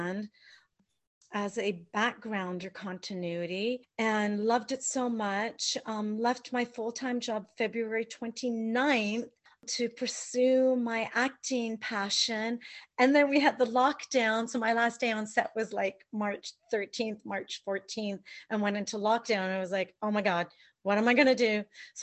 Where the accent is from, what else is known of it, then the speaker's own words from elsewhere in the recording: London, Ontario, Canada; moved away as an adult; now in White Rock, Canada; we're both from Ontario. He's from Thunder Bay. I'm from London